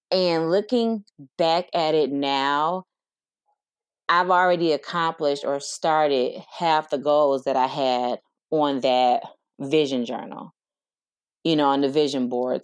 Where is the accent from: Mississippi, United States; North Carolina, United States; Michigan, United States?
Michigan, United States; Detroit; I am from Detroit, Michigan, born and raised